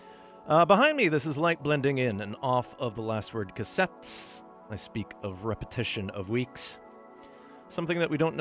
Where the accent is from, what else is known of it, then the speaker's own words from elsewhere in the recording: Thunder Bay, Ontario, Canada; From my hometown of Thunder Bay. Thunder Bay, if you're in a hurry. Don't you know? And honestly, I don't sound like anyone there.